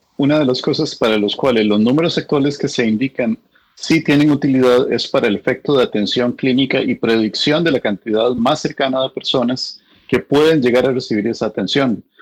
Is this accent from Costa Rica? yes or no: yes; Costa Rica; now in United States